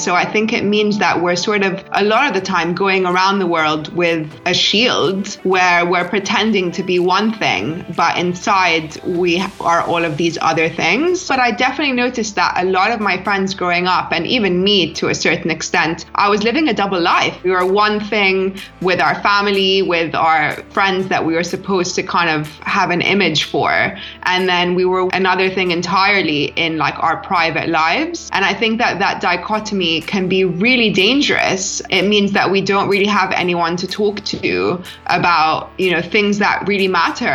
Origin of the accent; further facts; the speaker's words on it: London, United Kingdom; I grew up in London